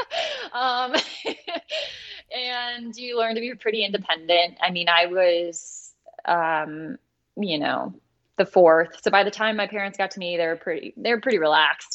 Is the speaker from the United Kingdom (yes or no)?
no; Croswell, Michigan, United States; I grew up in Croswell, Michigan, which is in the Thumb.